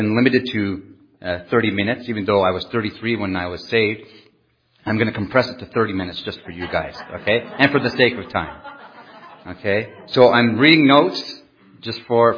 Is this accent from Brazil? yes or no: no; Canada; first language French; English is a second language; I'm French Canadian. I just speak loudly